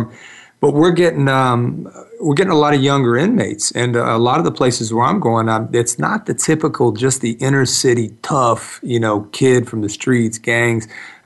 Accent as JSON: {"language": "English", "area": "East Cobb", "region": "Georgia", "country": "United States", "tie": "born or raised there", "said": "I grew up in East Cobb"}